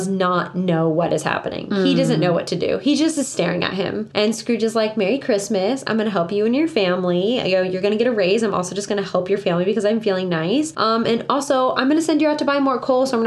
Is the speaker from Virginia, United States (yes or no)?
no; Florida, United States; We're from Florida. Like, we're born and raised